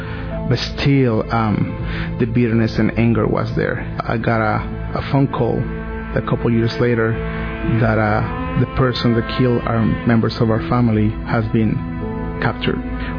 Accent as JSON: {"language": "English", "region": "Mexico City", "country": "Mexico", "second_language": "English", "said": "As you can hear, I have an accent. I'm from Mexico City."}